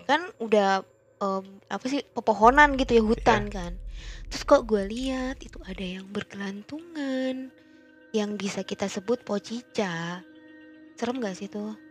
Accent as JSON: {"language": "Indonesian", "town": "Bandung", "region": "West Java", "country": "Indonesia", "said": "Kita hmm. sebagai gue sebagai orang Bandung nih, yeah. otomatis uh, jarak yang paling terdekat di bukit atau pegunungan ya nggak jauh"}